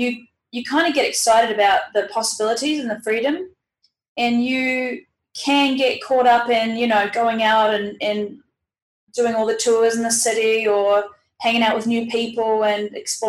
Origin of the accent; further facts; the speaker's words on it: New Zealand; I'm from New Zealand